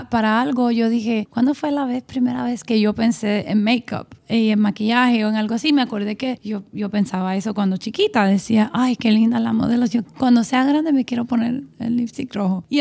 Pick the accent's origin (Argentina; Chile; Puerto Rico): Puerto Rico; San Juan; moved away as an adult; now in Miami, United States; crecí en Puerto Rico, San